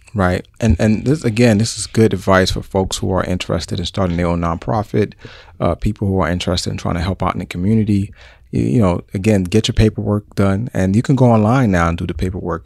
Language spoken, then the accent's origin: English; New York City, New York, United States; moved away; And I'm from New York City